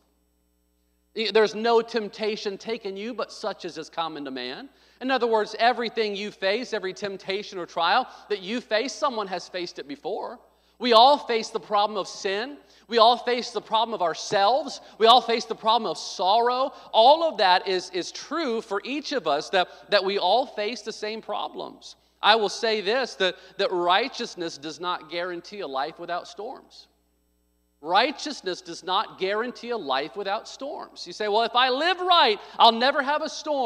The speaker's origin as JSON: {"language": "English", "region": "Arkansas", "country": "United States", "tie": "born or raised there", "also_born_or_lived": "Midwest", "moved": "yes", "lives_now": "California, United States", "said": "I was born in Arkansas, so I know the storms in the South. I lived in the Midwest"}